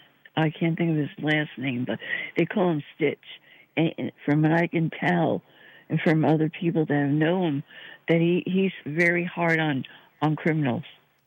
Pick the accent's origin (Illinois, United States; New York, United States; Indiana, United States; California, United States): New York, United States; New York City; now in Lake Charles, United States; I grew up in New York City.